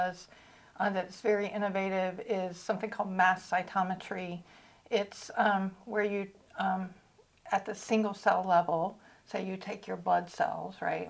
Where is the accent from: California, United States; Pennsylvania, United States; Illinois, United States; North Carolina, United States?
North Carolina, United States; also born or lived in San Diego; now in Georgia, United States; I grew up in North Carolina